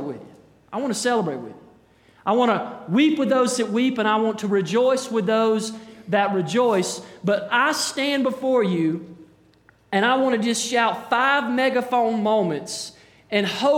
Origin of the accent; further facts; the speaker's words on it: Hendersonville, United States; I grew up in Hendersonville